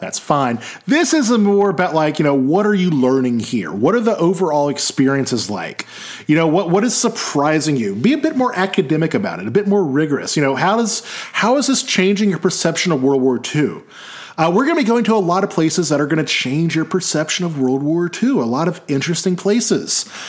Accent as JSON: {"language": "English", "country": "United States", "said": "I'm American."}